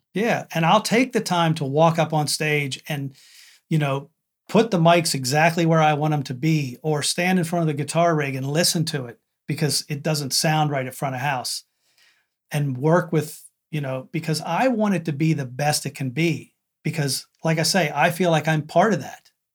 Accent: McConnellsburg, Pennsylvania, United States; I'm from McConnellsburg, Pennsylvania.

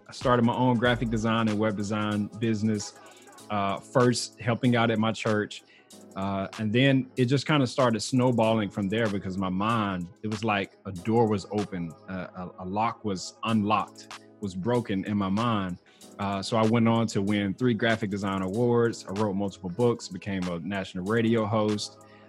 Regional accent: Mississippi, United States; moved away as an adult; now in Texas, United States; I was born and raised in Mississippi

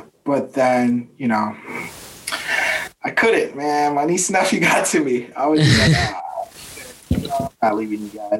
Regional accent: Boston, Massachusetts, United States; I'm from Boston. You know what I'm saying?

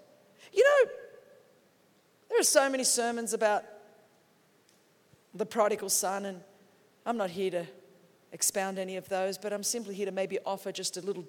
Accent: Australia; I'm from Australia. We understand sheep.

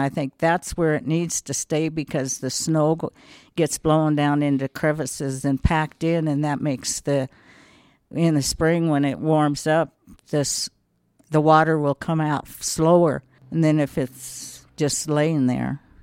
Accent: Wet Mountain Valley, Colorado, United States; also born or lived in Cañon City, Colorado; I was born in Canyon City just because that was the hospital

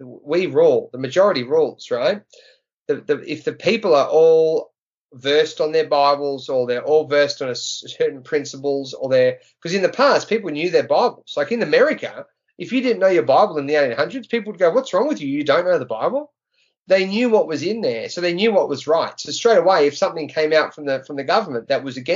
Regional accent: Australia; in Australia as an Aussie

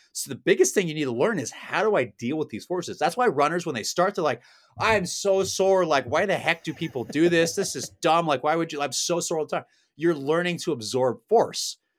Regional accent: Oregon, United States; now in Los Angeles, United States; I am from Oregon

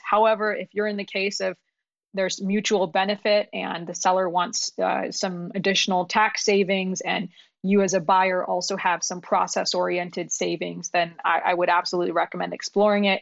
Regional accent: New York, United States; English is a second language; moved away; also born or lived in Pakistan / Ohio; we immigrated from, from Pakistan when I was six, we lived in New York

